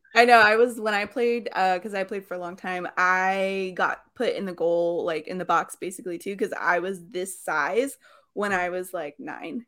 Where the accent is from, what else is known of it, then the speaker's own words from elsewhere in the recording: California, United States; as a Californian